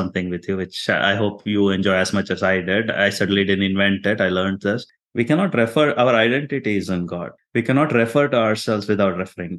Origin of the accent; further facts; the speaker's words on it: India; now in Texas, United States; I'm Indian or I'm Christian